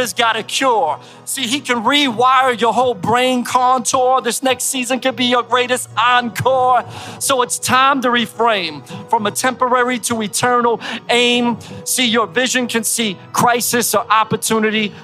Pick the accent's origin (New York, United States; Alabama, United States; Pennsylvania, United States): Pennsylvania, United States; Philadelphia; accent: East Coast; also born or lived in Florida; now in Tampa, United States; I grew up in Philly